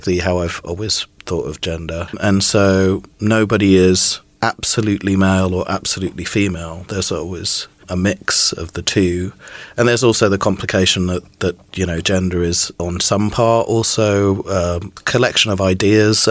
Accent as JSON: {"language": "English", "country": "Trinidad & Tobago", "tie": "born or raised there", "also_born_or_lived": "Midlands, United Kingdom", "said": "I was born in the Midlands in the UK, and then when I was about 4, we moved to Trinidad in the West Indies, which is where my father's from"}